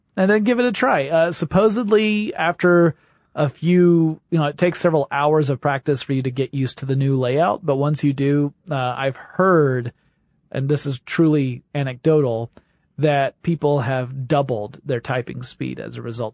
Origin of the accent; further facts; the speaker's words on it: the South, United States; I'm from the South.